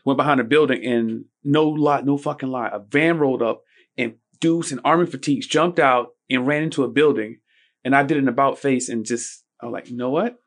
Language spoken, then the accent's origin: English; Daytona Beach, Florida, United States; I'm from Daytona Beach.